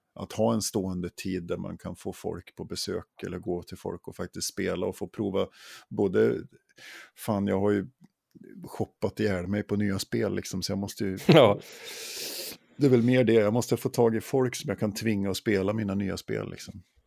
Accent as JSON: {"language": "Swedish", "region": "Jämtland", "country": "Sweden", "tie": "born or raised there", "moved": "yes", "said": "i mina hemtrakter i Jämtland"}